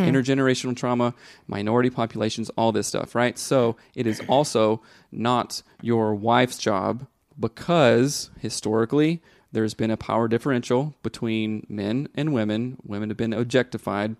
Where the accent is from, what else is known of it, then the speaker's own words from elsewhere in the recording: the South, United States; moved away; growing up in the South